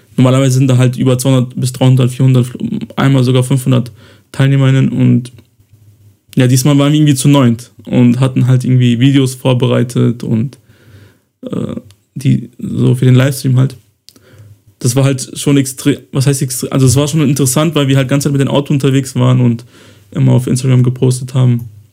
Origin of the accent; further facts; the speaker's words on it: Kosovo; moved away; ich ja im Kosovo geboren wurde